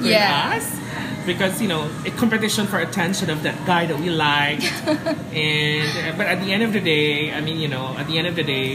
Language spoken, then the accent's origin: English; Iligan, Northern Mindanao, Philippines; moved away as an adult; now in Cebu, Philippines; Oh yeah, I'm actually from Mindanao. I'm from Iligan City.